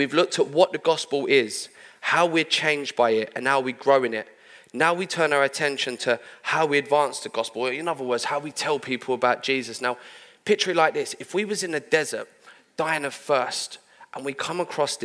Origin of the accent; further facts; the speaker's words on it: London, United Kingdom; I'm from London